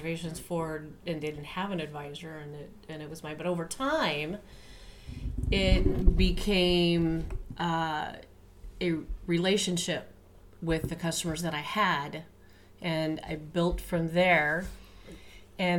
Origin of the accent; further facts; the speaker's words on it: Kansas, United States; moved away; I'm from Kansas and born and raised there